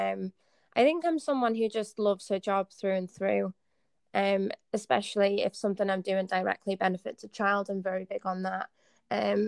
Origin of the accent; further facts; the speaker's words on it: the Northeast, North East England, United Kingdom; I grew up in the Northeast, like I said, tough family circumstances